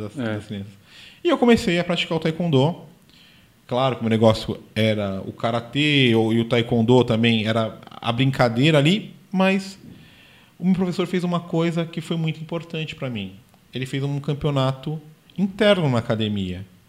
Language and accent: Portuguese; São Paulo, Brazil; eu sou paulistano